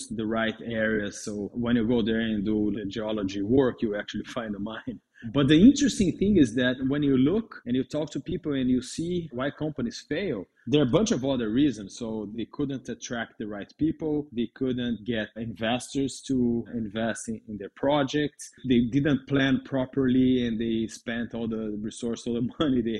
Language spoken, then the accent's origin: English; Brazil; English is a second language; moved away; I'm from Brazil. That's why my accent.